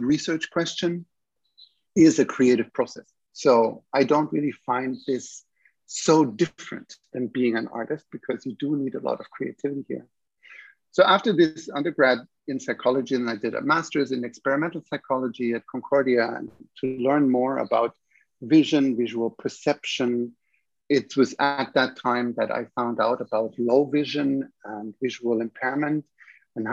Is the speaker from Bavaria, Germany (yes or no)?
yes; Munich, Bavaria, Germany; also born or lived in Vienna, Austria / Toronto, Canada / Vancouver, Canada / Calgary, Canada; now in Montreal, Canada; I come from Germany originally, from Munich, and then I trained in Vienna